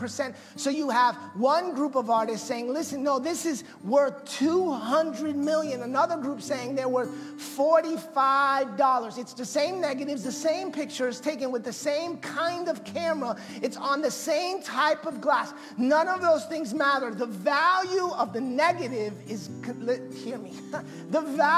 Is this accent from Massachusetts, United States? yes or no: yes; Massachusetts, United States; I'm Puerto Rican by birthright, which, by the way, makes me American, because Puerto Rico's a part of America. And but I was born in Massachusetts.